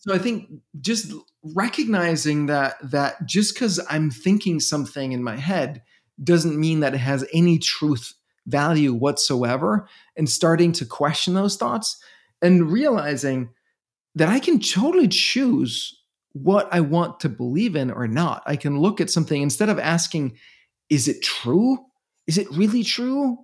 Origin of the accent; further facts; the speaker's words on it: Denmark; moved away as an adult; now in New York City, United States; I'm from Denmark